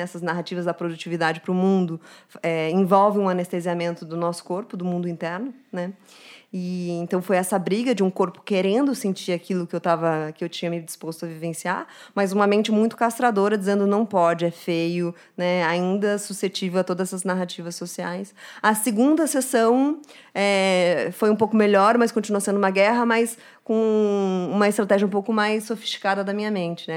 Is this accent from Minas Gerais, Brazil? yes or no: no; Curitiba, Paraná, Brazil; now in São Paulo, Brazil; quando vim para São Paulo, sou de Curitiba